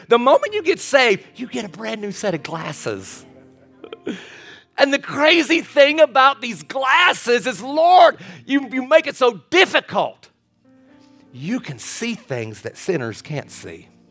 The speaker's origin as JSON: {"language": "English", "region": "Kentucky", "country": "United States", "tie": "born or raised there", "said": "I was born and raised in Kentucky"}